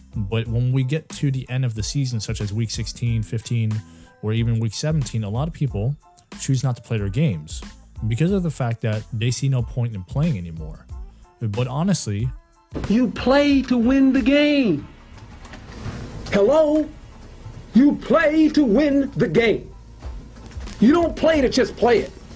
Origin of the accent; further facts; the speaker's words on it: United States; I am American, but I'm also part German